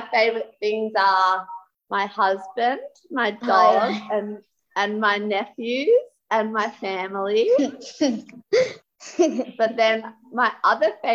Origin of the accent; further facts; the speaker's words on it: Glengarry, Victoria, Australia; also born or lived in Traralgon; I grew up in a little town outside of Traralgon called Glengarry. We moved yeah. there when I was in grade 3.